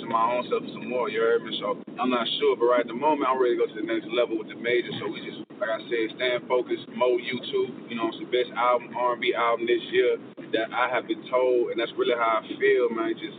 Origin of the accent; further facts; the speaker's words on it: DeRidder, near Lake Charles, Louisiana, United States; Katrina and Rita really affected my city where I'm from, in Derrida around Lake Charles